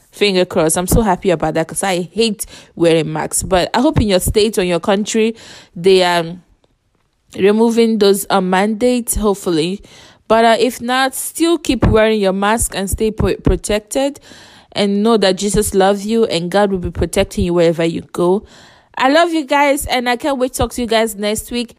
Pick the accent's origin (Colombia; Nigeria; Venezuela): Nigeria; I'm from Nigeria